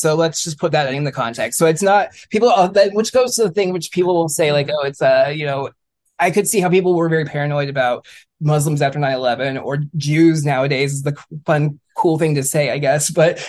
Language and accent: English; Bay Area, California, United States; growing up in the Bay Area.